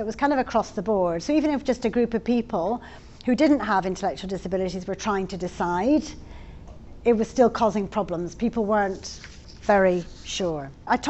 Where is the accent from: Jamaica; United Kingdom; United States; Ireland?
United Kingdom; England; I'm from England